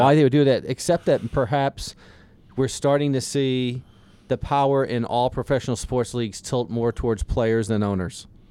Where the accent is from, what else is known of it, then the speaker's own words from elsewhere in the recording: the South, United States; I'm from the South. I, I live down there.